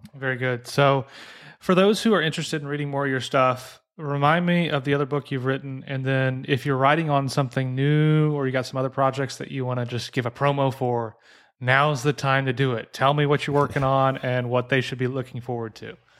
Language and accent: English; southern Illinois, United States; moved away; I grew up in Illinois, uh, southern Illinois